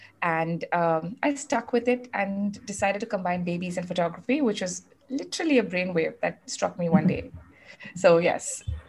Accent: South India, India; born there; So, like you know, I was born in the South, and you know, I am North Indian. So I had kind of like the best of both worlds, the food from both worlds, the upbringing, the cultural, you know, enlightenment, all of that.

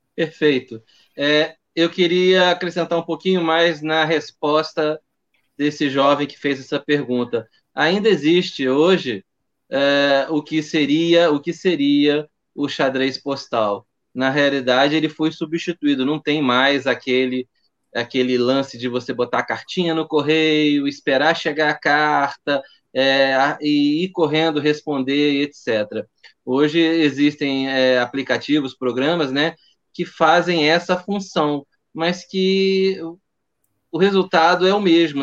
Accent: Rio de Janeiro, Brazil; sou carioca

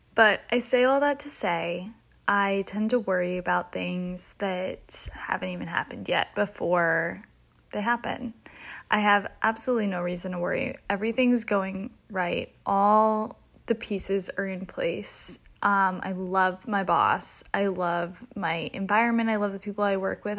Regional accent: North Carolina, United States; moved away as an adult; now in Philadelphia, United States; I'm from the South, originally from North Carolina specifically.

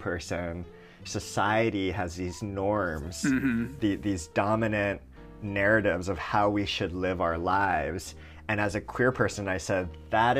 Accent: Hawaii, United States; moved away; I grew up in Hawaii

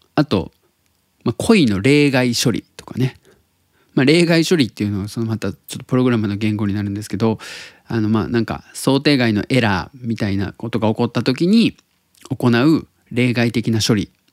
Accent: Tottori, Japan; now in Osaka, Japan; 僕が鳥取生まれギターポップ育ち

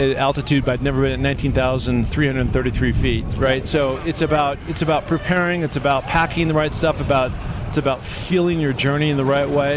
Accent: Seattle, Washington, United States; moved away as an adult; now in Los Angeles, United States; I grew up in Seattle, Washington, very mountainous community

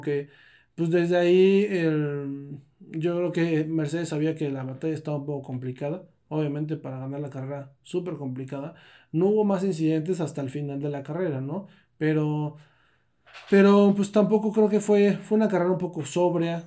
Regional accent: Mexico; somos mexicanos

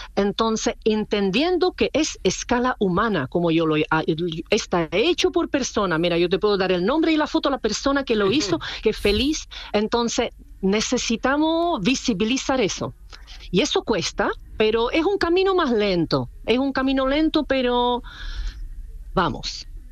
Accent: Czechia; Spanish is a second language; moved away as an adult; now in Chile; yo no soy chilena, yo soy de República Checa

